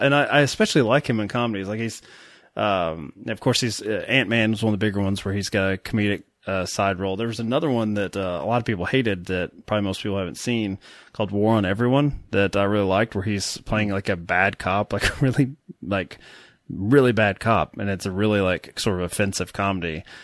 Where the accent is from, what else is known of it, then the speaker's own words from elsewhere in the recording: Kentucky, United States; accent: Kentucky; my Kentucky accent